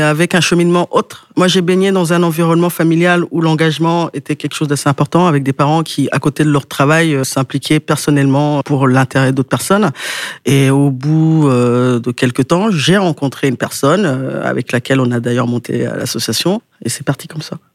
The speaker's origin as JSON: {"language": "French", "town": "Quimper", "region": "Brittany", "country": "France", "said": "je viens de Quimper"}